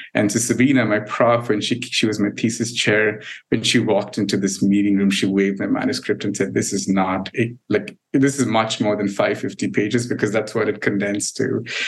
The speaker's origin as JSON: {"language": "English", "country": "India", "moved": "as an adult", "lives_now": "United States"}